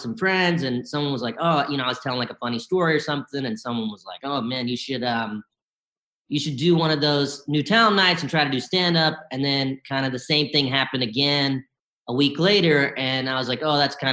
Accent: Bennettsville, South Carolina, United States; also born or lived in Columbia, South Carolina; I was born in Columbia, South Carolina, and I grew up mostly in a small town called Bennettsville

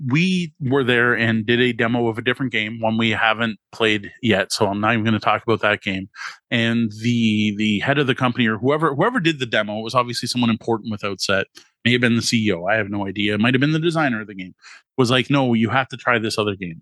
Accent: Canada; as a Canadian

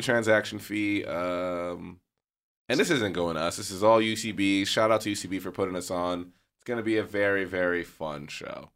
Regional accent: New York, United States; now in Los Angeles, United States; I'm from New York

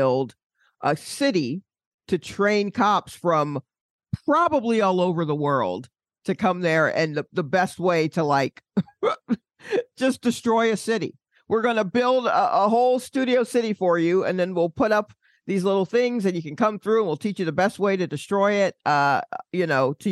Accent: Atlanta, Georgia, United States; moved away; I'm from Atlanta, and when I go back

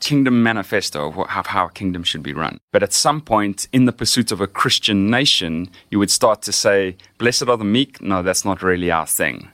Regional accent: Johannesburg, Gauteng, South Africa; moved away as an adult; now in Austin, United States; I grew up in Johannesburg, South Africa, and lived there for most of my life

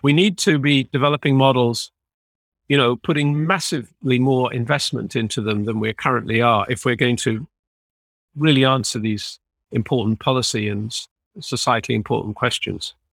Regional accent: United Kingdom; now belonging to a country which is leaving the E U

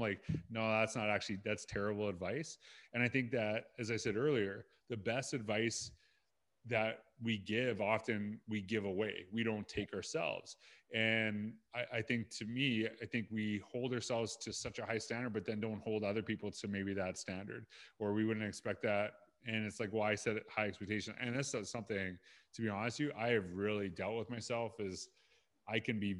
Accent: Saskatchewan, Canada; And I'm from Saskatchewan.

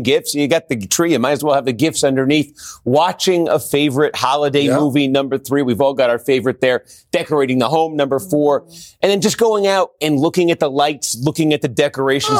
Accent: Massachusetts, United States; I'm from Massachusetts

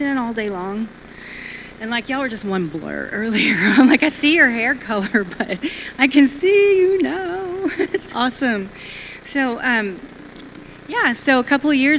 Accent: Texas, United States; I'm Texan

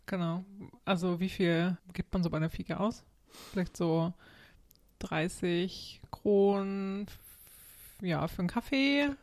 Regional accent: Germany; moved away; als Deutscher

